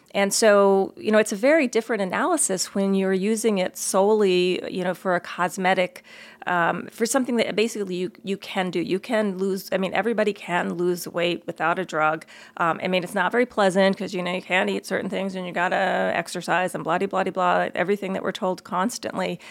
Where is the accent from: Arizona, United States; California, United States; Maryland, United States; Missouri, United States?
Maryland, United States; moved away; when I grew up back in Maryland, I went to the Montgomery County Public Schools